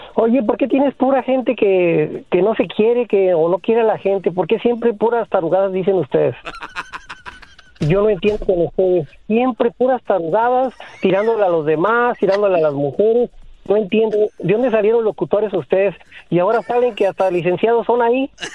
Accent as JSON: {"language": "Spanish", "region": "Mexico City", "country": "Mexico", "tie": "born or raised there", "said": "nos pasó cuando éramos niños, adolescentes en la Ciudad de México"}